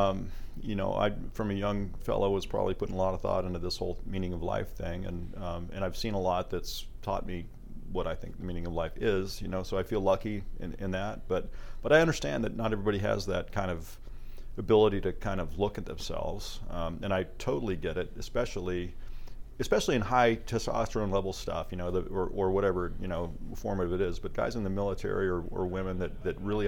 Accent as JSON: {"language": "English", "region": "Idaho", "country": "United States", "tie": "born or raised there", "said": "I grew up in Idaho"}